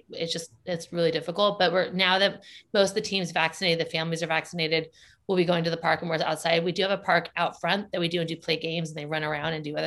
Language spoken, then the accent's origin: English; Orange County, Southern California, United States; moved away as an adult; now in San Francisco, United States; I'm from Southern California.